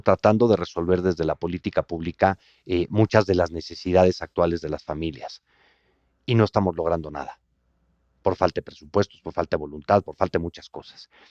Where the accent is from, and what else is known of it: Mexico